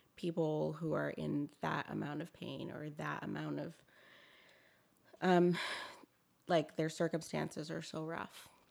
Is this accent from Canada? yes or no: yes; Toronto, Ontario, Canada; moved away as an adult; now in Victoria, Canada; I'm originally from Toronto